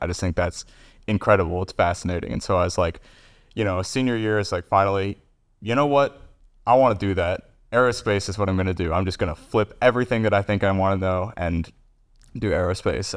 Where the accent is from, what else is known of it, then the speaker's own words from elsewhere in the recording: Kentucky, United States; I'm, uh, born and raised in Kentucky